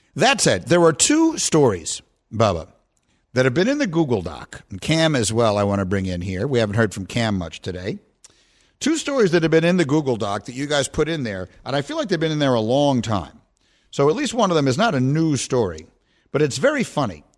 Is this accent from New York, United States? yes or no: yes; New York, United States; I grew up in New York